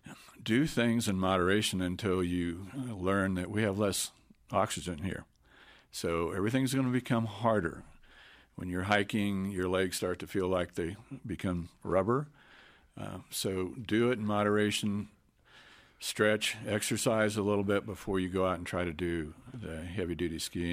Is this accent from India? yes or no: no; Kansas, United States; I came from Kansas originally, and it's a completely different culture change here.